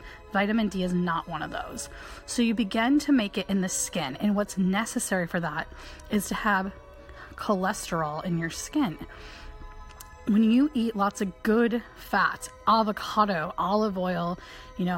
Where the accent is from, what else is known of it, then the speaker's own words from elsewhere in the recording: Michigan, United States; where I grew up in Michigan